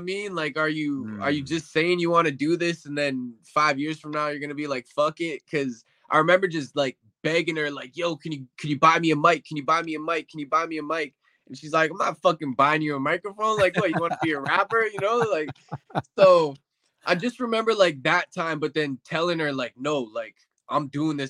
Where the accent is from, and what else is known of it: Winnipeg, Manitoba, Canada; born or raised there; also born or lived in Windsor, Ontario